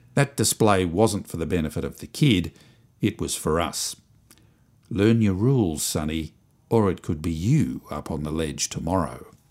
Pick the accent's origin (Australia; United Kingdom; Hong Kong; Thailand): Australia; Springvale, Victoria; I came from Springvale.